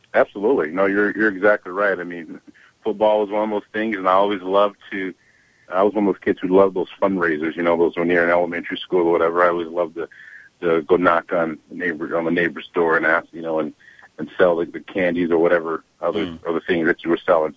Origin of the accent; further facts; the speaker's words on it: Kent, Washington, United States; We're from Washington State, Kent, Washington.